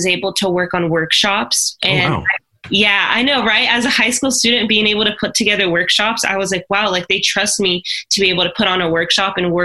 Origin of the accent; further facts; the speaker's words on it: near Boise, Idaho, United States; we would go to Boise State University. And so that was about 15, 20 minutes from my hometown